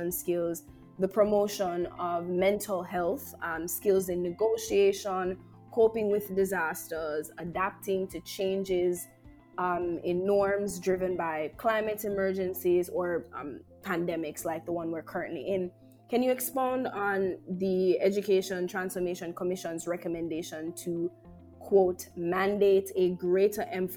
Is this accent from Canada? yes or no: no; Jamaica; Jamaica's greatest resource, which is our people